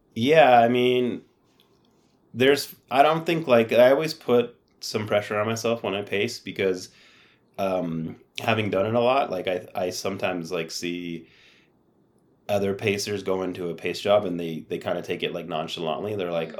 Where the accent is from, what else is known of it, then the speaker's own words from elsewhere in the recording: San Diego, California, United States; I'd play soccer in the winter because I grew up in San Diego